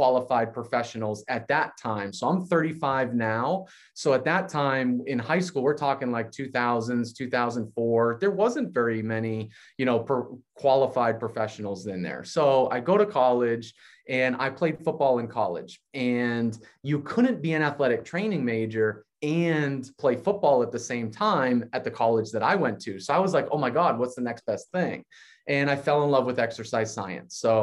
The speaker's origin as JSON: {"language": "English", "region": "Massachusetts", "country": "United States", "said": "I'm from Massachusetts."}